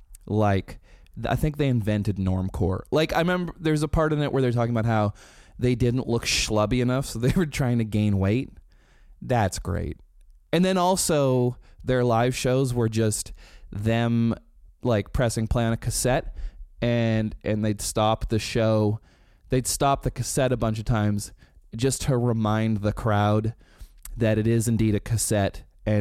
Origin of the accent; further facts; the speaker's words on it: Canada; Rain Wilson from The Office told us it's funny that we're Canadian.